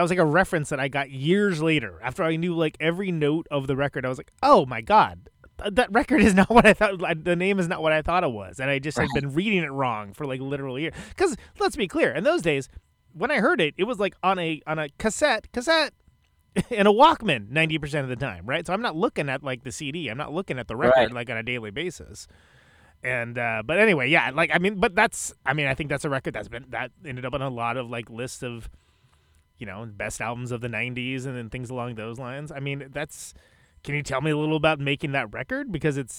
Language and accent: English; Modesto, California, United States; now in Milwaukee, United States; I'm from the Central Valley. I'm from Modesto